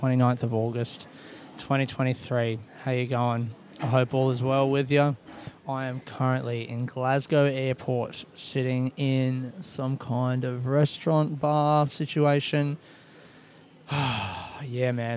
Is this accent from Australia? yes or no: yes; Australia; I'm from Australia.